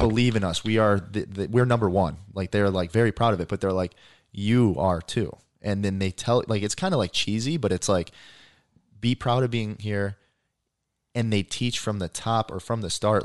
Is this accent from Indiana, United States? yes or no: yes; Indiana, United States; I grew up in Indiana